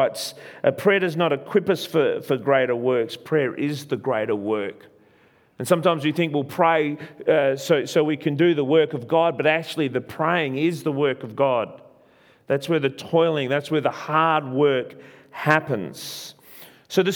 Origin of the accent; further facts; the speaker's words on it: Australia; I am an Italian. Well, I was born in Australia. My parents are Italian, so Italian descent